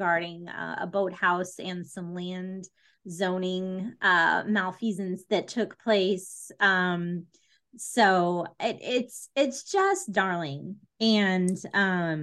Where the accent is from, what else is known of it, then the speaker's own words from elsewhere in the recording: Southwest, United States; I grew up in the Southwest